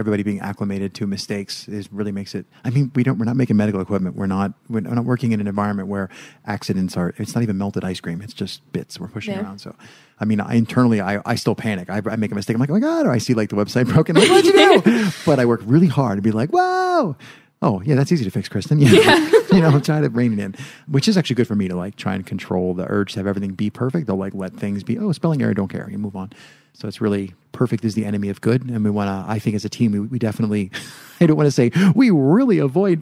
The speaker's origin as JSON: {"language": "English", "country": "United States", "said": "now I'm from America."}